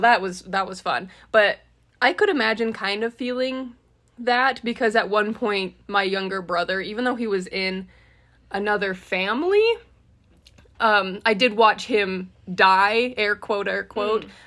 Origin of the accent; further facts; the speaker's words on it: Utah, United States; we were raised semi close in Utah